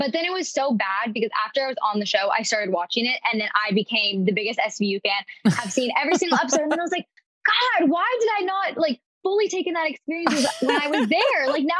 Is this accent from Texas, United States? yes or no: yes; Houston, Texas, United States; moved away as an adult; also born or lived in Los Angeles, California; now in Northridge, United States; I'm actually in California. So I'm originally from Houston, but I go to college out here. So I'm in my little apartment in Northridge, California.